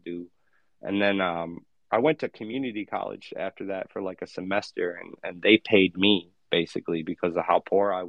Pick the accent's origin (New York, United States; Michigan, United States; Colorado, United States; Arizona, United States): Michigan, United States; I went to high school in my hometown for a while, for like 3 years. And then I went to Western College in my home state of Michigan.